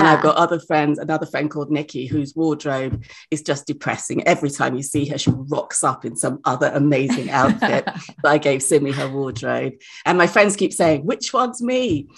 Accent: Nigeria; In West Africa, I'm from Nigeria, the word Wahala is ubiquitous.

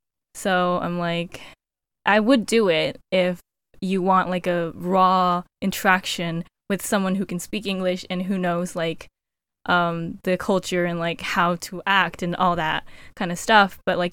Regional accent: United States; Because I'm American.

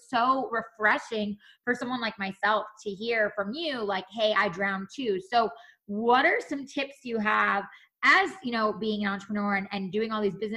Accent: New York, United States; moved away; I'm originally a New Yorker

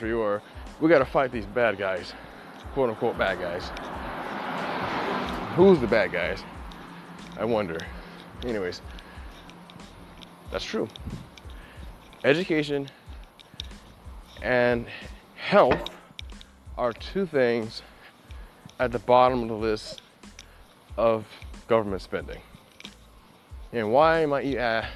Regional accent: United States; I'm from the United States

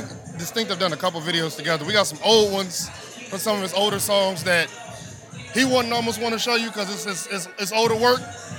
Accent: Northeast New Jersey, United States; now in California, United States; I'm from Northeast New Jersey, right by Manhattan.

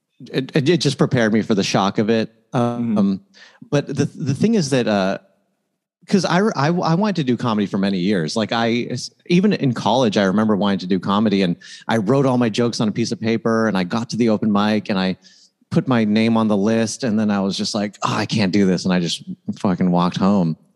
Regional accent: East Bay, San Francisco Bay Area, California, United States; I'm from the Bay Area. I grew up in a bunch of like side towns in the East Bay, Fremont, San Jose, all that.

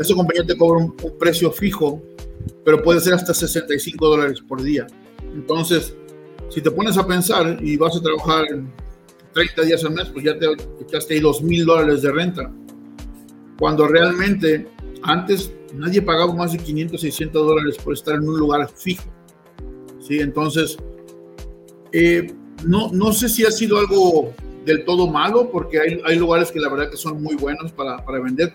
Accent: Mexico; now in Utah, United States; somos nosotros los mexicanos

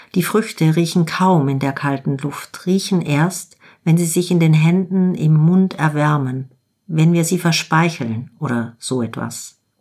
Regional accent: Germany; bei uns in Deutschland

